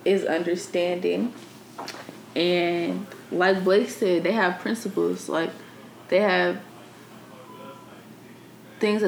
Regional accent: Cincinnati, Ohio, United States; I'm from Cincinnati

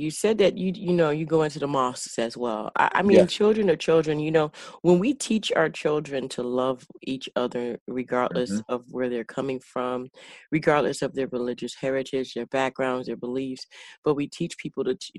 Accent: Chicago, Illinois, United States; I'm from Chicago, all right?

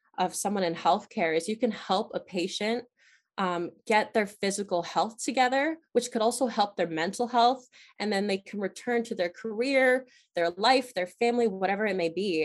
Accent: Chester County, Pennsylvania, United States; in Chester County, in my hometown.

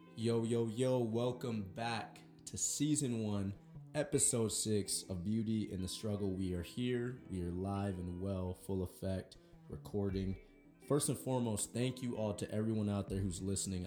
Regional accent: Everett, Washington, United States; I grew up in Everett and still in the same like childhood house.

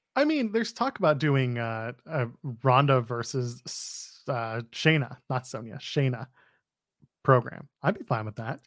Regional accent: Canada; we're Canadian

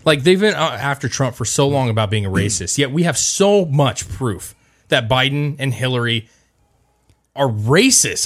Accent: United States; as an American

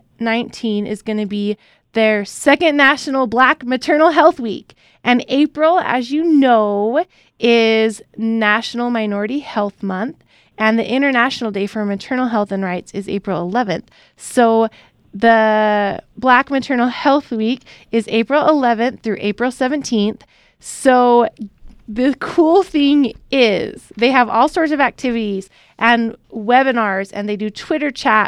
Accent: Utah, United States; we're from Utah, which is mostly white

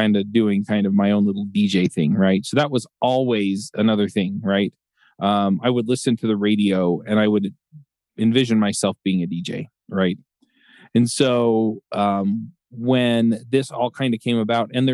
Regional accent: Utah, United States; also born or lived in Atlanta; I was born here in Utah before they went to dental school.

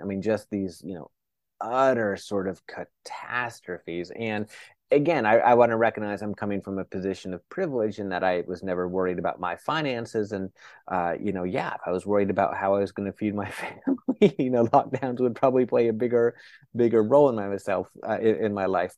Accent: United States; I'm an American

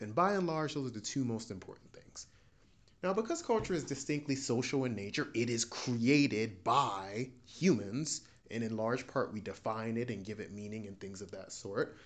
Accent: United States; I'm a Nigerian American P H D student.

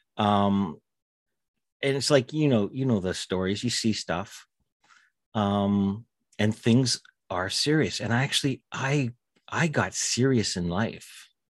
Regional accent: Winnipeg, Manitoba, Canada; I grew up in Winnipeg, uh, right in the heart of, uh, Canada

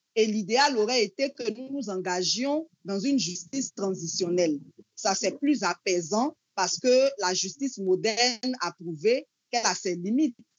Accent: Côte d’Ivoire; chez nous, en Côte d'Ivoire

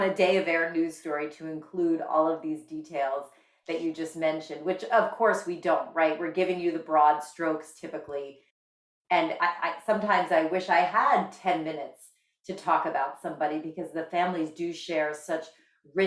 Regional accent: Bergen County, New Jersey, United States; I grew up in Bergen County, New Jersey, the oldest of six kids

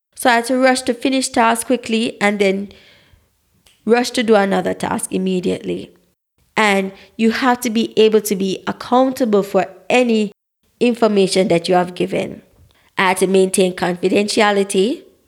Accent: Saint Mary, Jamaica; also born or lived in Saint Ann, Jamaica; I am a Black, authentic Jamaican, born in the parish of Saint Anne

